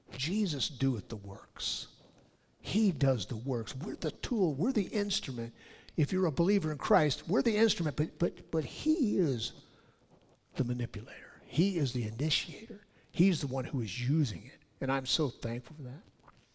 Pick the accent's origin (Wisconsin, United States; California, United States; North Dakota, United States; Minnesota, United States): California, United States; I'm from California